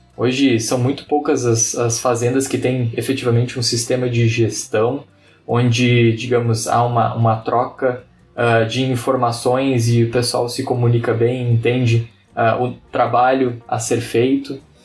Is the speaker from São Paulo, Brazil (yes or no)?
no; Piauí, Brazil; moved away as an adult; also born or lived in Ijuí, Rio Grande do Sul; nasci em Juí, com 5 anos de idade, me mudei para o Piauí